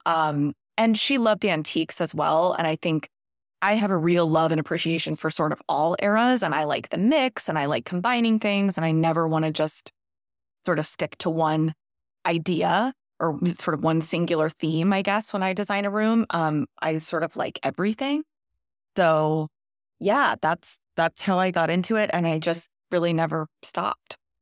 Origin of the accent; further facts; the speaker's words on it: Ponte Vedra Beach, Florida, United States; grew up in Ponte Vedra Beach, Florida, which is a coastal area, mostly in the nineties